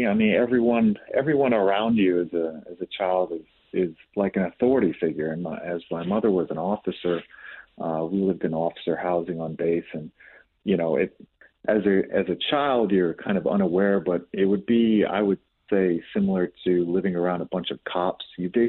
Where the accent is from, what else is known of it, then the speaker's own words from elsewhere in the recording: Jacksonville, Florida, United States; also born or lived in Colorado / Texas; So we lived in Colorado for a time, lived in Texas, lived back in Colorado, spent most of our time growing up in Florida.